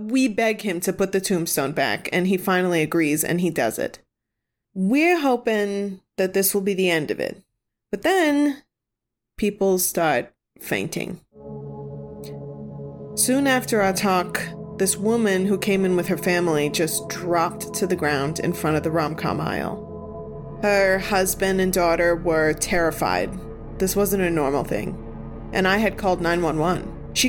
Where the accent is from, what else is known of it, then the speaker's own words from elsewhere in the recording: New England, United States; Maybe it's because we're Catholic or because we're from New England, but we all pretty immediately believe in ghosts here.